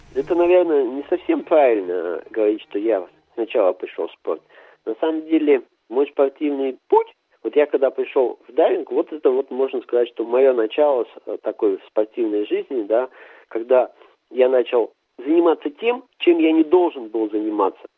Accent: Arti, Sverdlovsk Oblast, Russia; Я родился в Свердловской области, поселок Арти, и вырос там, и школу там закончил

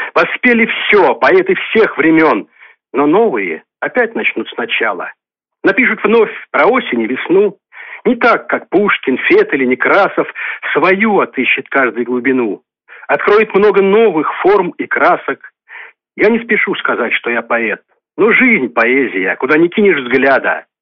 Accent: Novomoskovsk, Tula Oblast, Russia; Я коренной житель города Новомосковска, здесь родился, здесь живу

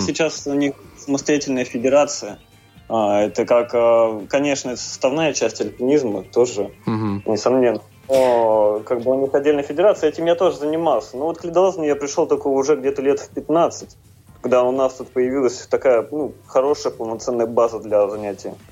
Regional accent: Tomsk, Tomsk Oblast, Russia; я из Томска

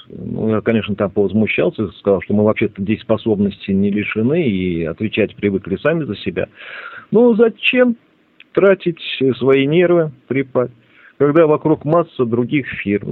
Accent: Ulyanovsk, Ulyanovsk Oblast, Russia; moved away; Я родом из Ульяновска

